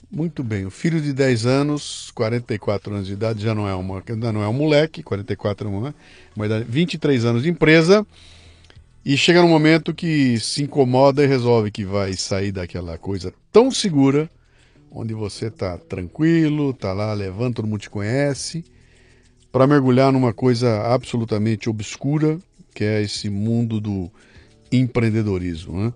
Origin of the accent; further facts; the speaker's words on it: Belo Horizonte, Minas Gerais, Brazil; Nasci em Belo Horizonte.